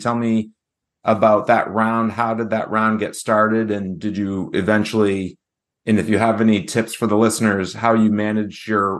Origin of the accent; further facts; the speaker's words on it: New Hampshire, United States; I am an avid amateur golfer in New Hampshire. This podcast dives into the stories of the top amateur golfers in my home state.